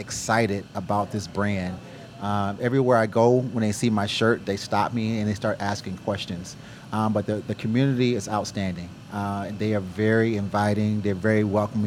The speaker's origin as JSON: {"language": "English", "region": "Michigan", "country": "United States", "also_born_or_lived": "California / Houston", "moved": "yes", "lives_now": "College Station, United States", "said": "I'm from Michigan originally, and then went from Michigan to California."}